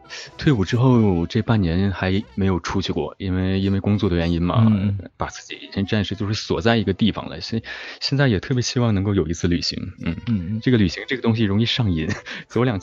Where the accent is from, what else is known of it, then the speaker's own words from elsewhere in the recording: Hulunbuir, Inner Mongolia, China; also born or lived in Baotou; 在呼伦贝尔。